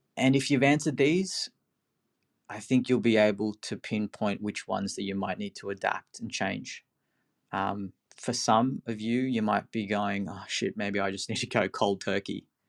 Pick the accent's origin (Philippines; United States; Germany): Philippines; moved away; I'm from the Philippines originally